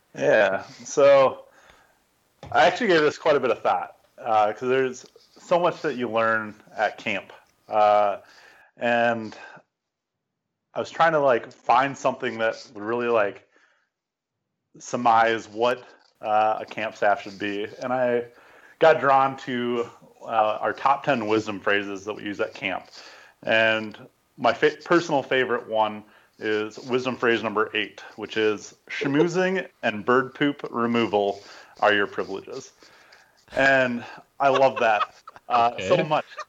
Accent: Minnesota, United States; I grew up in Minnesota, kind of going to camps all over the place there.

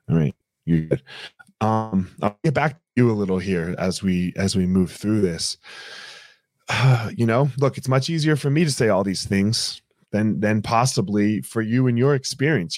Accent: United States; I'm I'm African American

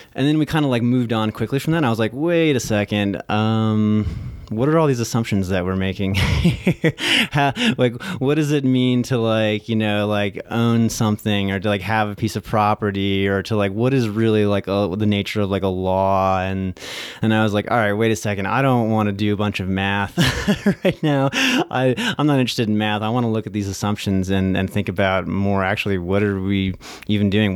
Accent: Lexington, Virginia, United States; also born or lived in New Jersey; I was born in New Jersey, but I only lived there for, like, two years, but then I pretty much grew up in rural Virginia, Lexington

